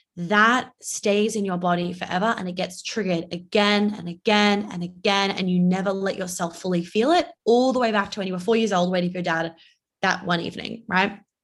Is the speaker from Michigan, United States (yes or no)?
no; New York, United States; also born or lived in Australia; I'm Australian, but I live in New York and I grew up in New York